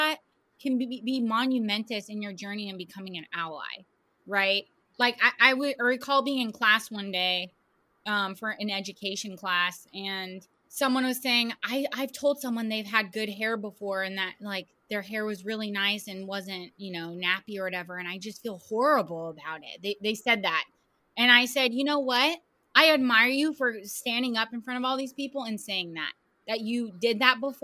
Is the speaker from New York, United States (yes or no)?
no; the Bay Area, California, United States; I'm from the Bay